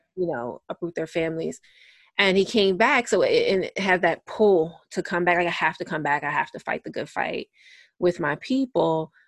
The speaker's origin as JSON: {"language": "English", "country": "United States", "said": "being an American"}